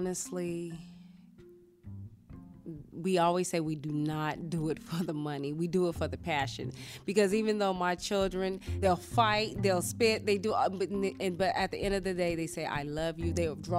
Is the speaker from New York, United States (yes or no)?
no; California, United States; now in Arizona, United States; And I come from California, so it was a lot cheaper living out here.